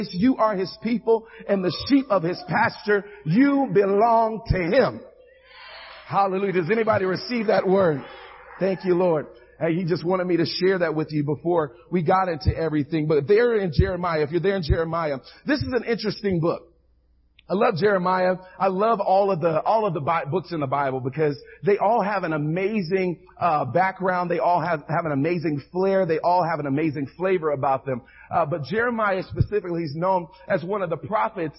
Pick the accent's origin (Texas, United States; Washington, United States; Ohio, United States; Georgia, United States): Texas, United States; Houston; I'm originally from Houston, Texas, all right? So I'm not a Californian